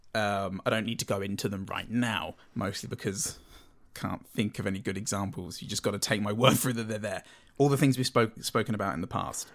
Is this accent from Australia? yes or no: no; United Kingdom; I'm British